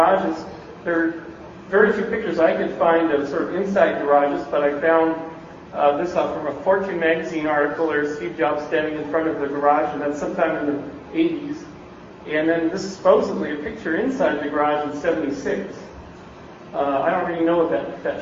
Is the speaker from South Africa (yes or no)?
no; Canada; moved away as an adult; now in Bay Area, United States; I'm from Canada